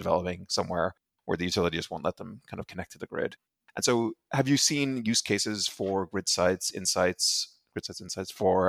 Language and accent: English; Ireland; also born or lived in Europe; You know, I'm originally from Ireland, grew up mostly in Europe.